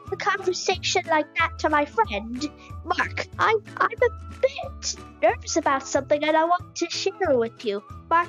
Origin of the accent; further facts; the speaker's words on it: Wexford, Leinster, Ireland; I'm 9 years old and I'm from Wexford.